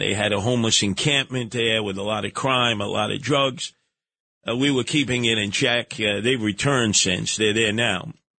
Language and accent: English; New York City, New York, United States; I was from Canarsie